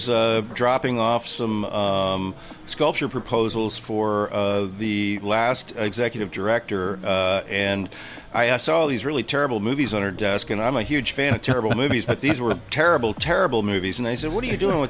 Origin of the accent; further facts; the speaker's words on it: Lynchburg, Virginia, United States; moved away as an adult; also born or lived in Los Angeles / Japan; So Lynchburg is my hometown. I grew up here